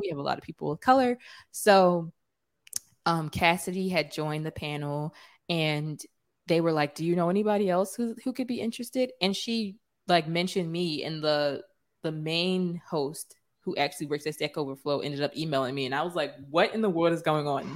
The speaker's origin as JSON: {"language": "English", "town": "Philadelphia", "region": "Pennsylvania", "country": "United States", "said": "I'm from Philly"}